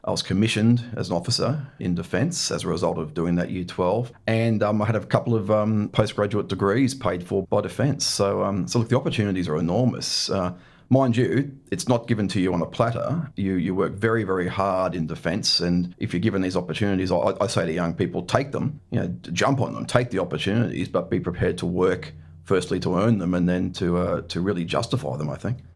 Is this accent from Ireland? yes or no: no; Scarborough, Queensland, Australia; also born or lived in Brisbane; grew up in, uh, in Scarborough, just north of Brisbane.